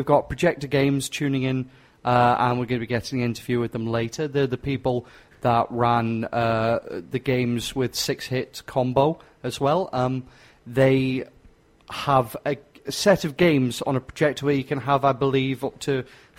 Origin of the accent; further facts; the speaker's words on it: England, United Kingdom; I'm stupid and I'm English.